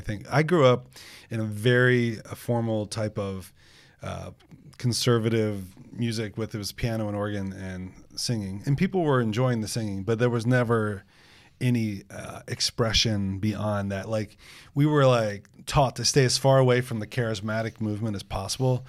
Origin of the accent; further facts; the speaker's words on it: United States; we're American